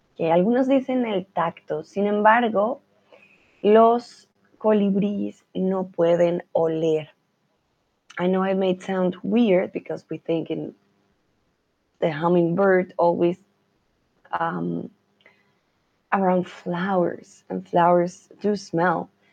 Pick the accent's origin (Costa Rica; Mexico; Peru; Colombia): Colombia; now in Germany; yo soy de Colombia, vivo en Alemania